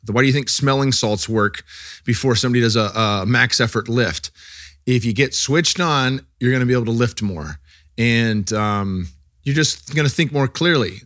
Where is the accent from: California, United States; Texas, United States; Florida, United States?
California, United States; growing up in California, I never was too into cannabis when I was young.